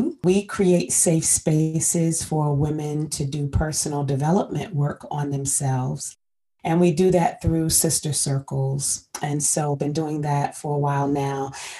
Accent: Hampton Roads, Virginia, United States; also born or lived in Washington, District of Columbia, United States / Southern Maryland; I am originally from the Hampton Roads area in Virginia. I've lived in the DC, Southern Maryland area for over 20 years now.

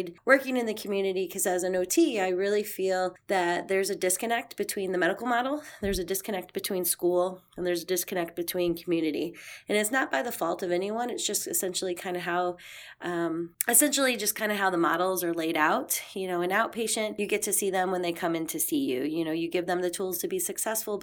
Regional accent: St. Louis, Missouri, United States; moved away as an adult; also born or lived in Fort Bragg, North Carolina; we decided to move back to my hometown, which is here in St. Louis

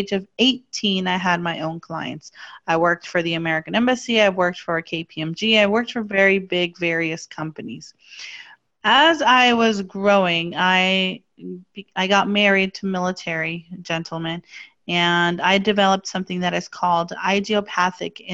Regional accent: Mexico; I was born and raised in Mexico.

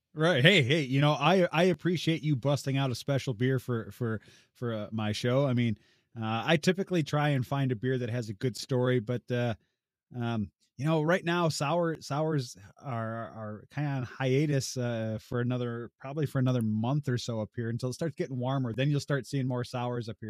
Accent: Illinois, United States; also born or lived in Southwest Ontario; now in Ontario, Canada; I'm originally from Illinois

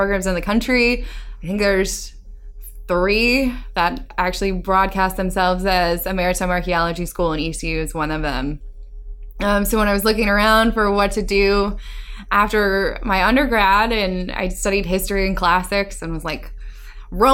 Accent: Chapel Hill, North Carolina, United States; I grew up in North Carolina. For all you North Carolinians out there, I was born and raised in Chapel Hill

